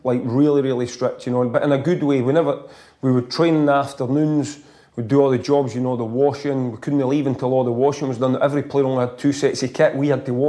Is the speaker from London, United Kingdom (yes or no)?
no; Loanhead, Scotland, United Kingdom; that's how I was brought up, my local village, you know, I was came from Lonehead